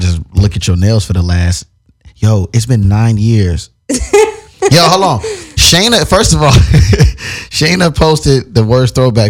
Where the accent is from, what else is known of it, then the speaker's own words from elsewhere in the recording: Chicago, Illinois, United States; First of all, I grew up in Chicago.